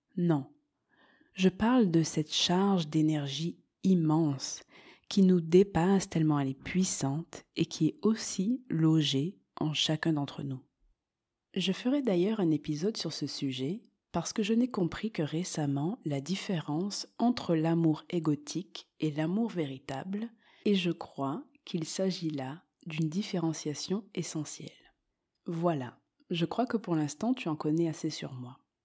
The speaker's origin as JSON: {"language": "French", "town": "Marseille", "region": "Provence-Alpes-Côte d'Azur", "country": "France", "tie": "born or raised there", "also_born_or_lived": "Montreal, Quebec, Canada", "moved": "as an adult", "lives_now": "Andalusia, Spain", "said": "Je suis donc née en France et j'ai grandi à Marseille."}